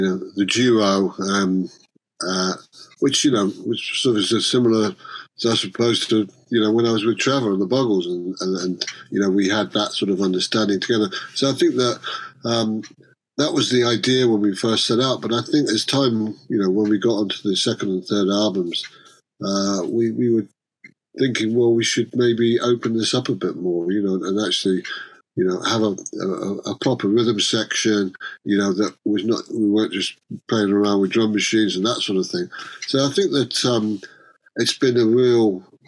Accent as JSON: {"language": "English", "area": "Cheshire", "region": "North West England", "country": "United Kingdom", "said": "we're both from Cheshire"}